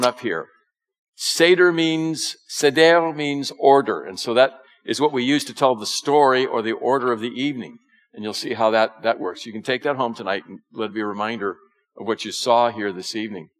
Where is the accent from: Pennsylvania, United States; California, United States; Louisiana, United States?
California, United States; I'm from California, okay? But my family came from the East Coast